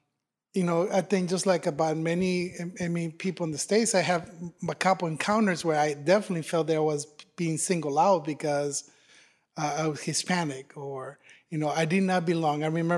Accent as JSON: {"language": "English", "country": "Ireland", "said": "don't be fooled by the accent, I'm Irish, right?"}